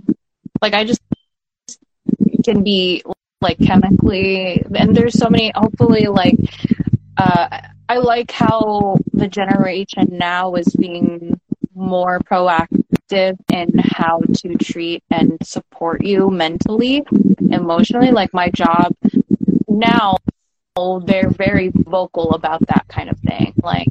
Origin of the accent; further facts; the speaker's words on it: Manhattan, New York, United States; I grew up in Manhattan